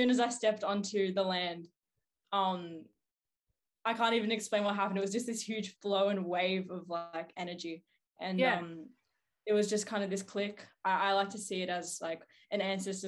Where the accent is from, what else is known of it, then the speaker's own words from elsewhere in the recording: Melbourne, Victoria, Australia; I'm 18 years of age now. And I'm from Southeast Melbourne.